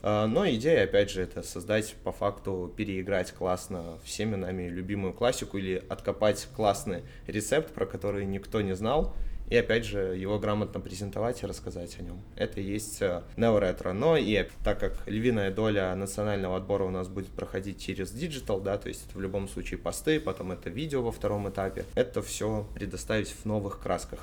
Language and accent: Russian; Minsk, Belarus; Из Минска